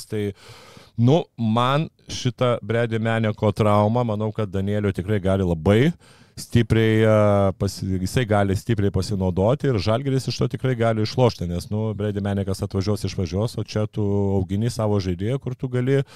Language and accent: Lithuanian; Lithuania; kadangi esu lietuvis